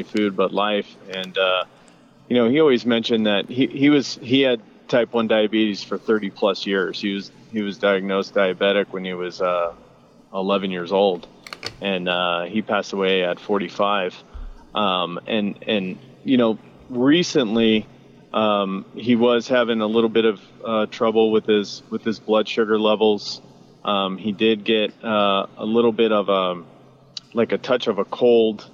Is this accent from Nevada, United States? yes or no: yes; Las Vegas, Nevada, United States; moved away as an adult; now in St. George, United States; I'm from Las Vegas, and I just recently moved to St. George.